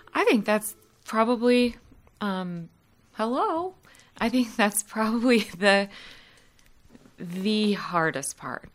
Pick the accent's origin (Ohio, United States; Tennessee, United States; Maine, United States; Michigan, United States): Ohio, United States; Columbus; moved away as an adult; now in Winston-Salem, United States; I'm originally from Columbus, Ohio